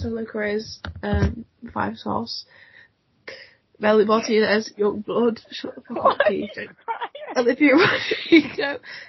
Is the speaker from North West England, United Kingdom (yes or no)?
yes; Manchester, North West England, United Kingdom; also born or lived in Cheshire; I'm 17 and I'm from Manchester.